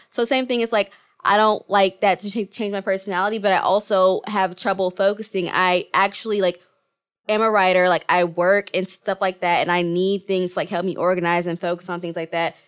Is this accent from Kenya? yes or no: yes; Kenya; I'm Kenyan